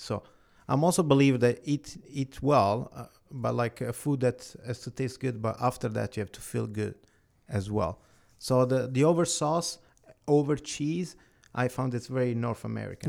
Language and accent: English; Italy; now in Canada; I was born in Italy.